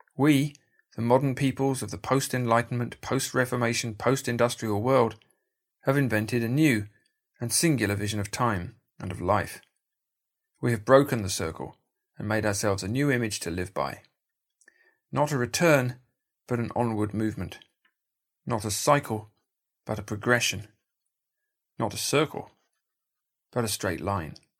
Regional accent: United Kingdom; In my home country, Britain

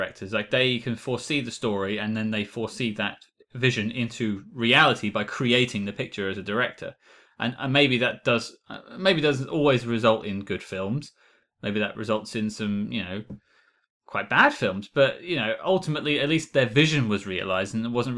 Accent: United Kingdom; As a British man

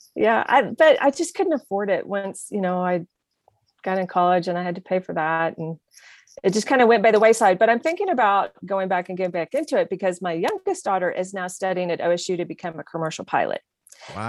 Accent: Oklahoma City, Oklahoma, United States; also born or lived in Lubbock, Texas; now in Santa Fe, United States; I was born in Lubbock, but I was raised most of the time in Oklahoma City.

